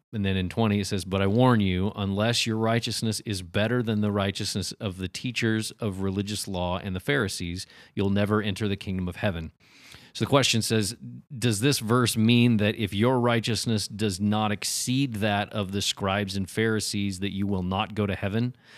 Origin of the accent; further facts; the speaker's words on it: United States; we grew up in America, right? It's the United States